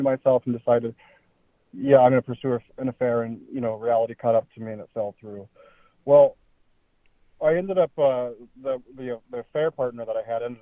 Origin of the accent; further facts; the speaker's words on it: Oregon, United States; I am from Oregon